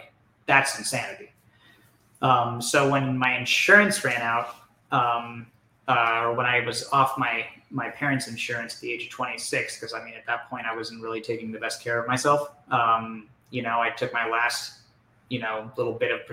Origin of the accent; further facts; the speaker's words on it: Orange County, California, United States; I'm from Orange County